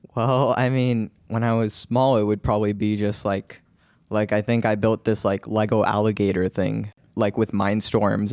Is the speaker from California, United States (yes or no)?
yes; Cupertino, California, United States; I'm from Cupertino